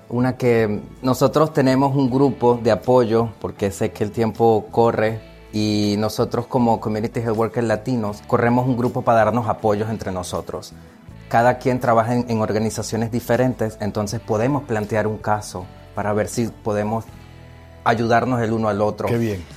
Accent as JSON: {"language": "Spanish", "country": "Venezuela", "moved": "as an adult", "lives_now": "Rhode Island, United States", "said": "yo soy inmigrante, yo soy de Venezuela"}